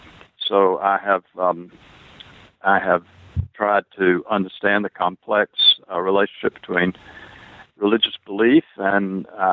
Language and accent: English; South Carolina, United States; Well, I grew up in South Carolina, which is John Leighton Wilson's, it was his home state.